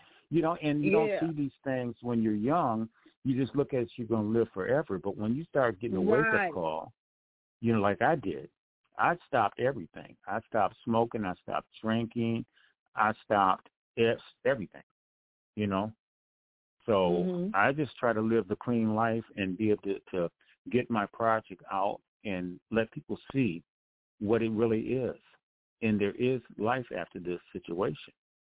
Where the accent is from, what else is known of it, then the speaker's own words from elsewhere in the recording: Detroit, Michigan, United States; I'm from Detroit, Michigan, and actually I'm a recording artist.